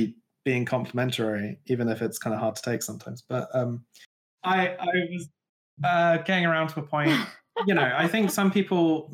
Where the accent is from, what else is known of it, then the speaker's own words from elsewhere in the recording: Glastonbury, South West England, United Kingdom; I grew up in Glastonbury